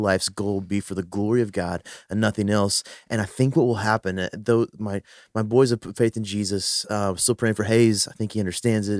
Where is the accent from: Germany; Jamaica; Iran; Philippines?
Philippines; I'm a Filipino